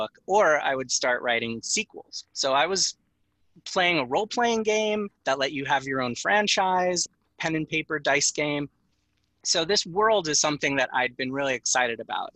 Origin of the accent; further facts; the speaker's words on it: Long Island, New York, United States; I grew up on Long Island